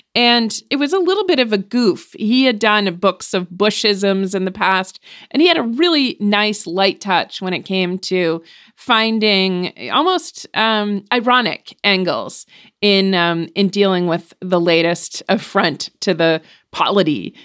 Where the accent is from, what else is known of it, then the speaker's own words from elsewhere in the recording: New Hampshire, United States; first language English; I was born in New Hampshire